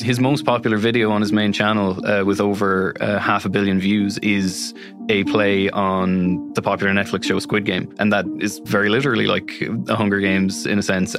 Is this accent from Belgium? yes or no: no; Galway, Connacht, Ireland; I'm from Galway City